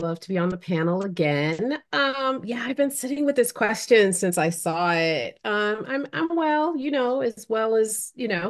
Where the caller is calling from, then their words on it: Connecticut, United States; today I'm calling in from Connecticut, also known as the land of the Podunk and the Pequannock people.